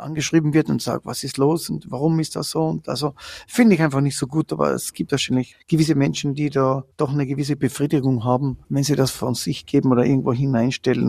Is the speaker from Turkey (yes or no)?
no; Carinthia, Austria; in Österreich, also bei uns in Kärnten